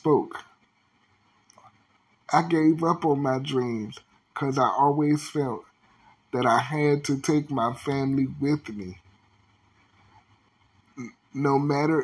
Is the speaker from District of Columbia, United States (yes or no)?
yes; Washington, District of Columbia, United States; my hometown. Washington, D.C. can be very small